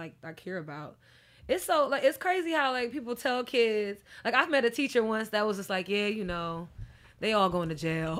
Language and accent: English; New York, United States; I'm a New Yorker